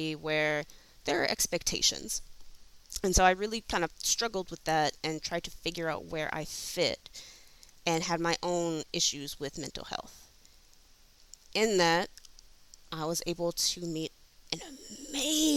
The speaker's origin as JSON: {"language": "English", "town": "Flint", "region": "Michigan", "country": "United States", "tie": "born or raised there", "said": "For me, I grew up in Flint, Michigan"}